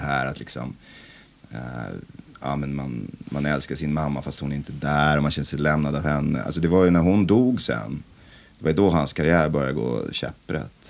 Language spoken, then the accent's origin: Swedish; Vallentuna, Stockholm County, Sweden; Vallentuna kyrka, den där deppiga konstiga förorten där jag växte upp